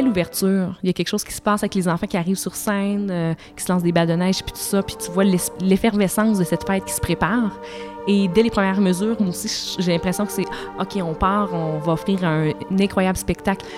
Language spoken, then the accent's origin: French; Saint-Georges, Quebec, Canada; Je viens de Saint-Georges-de-Beauce. À Saint-Georges-de-Beauce, il n'y avait ni orchestre, ni grand ballet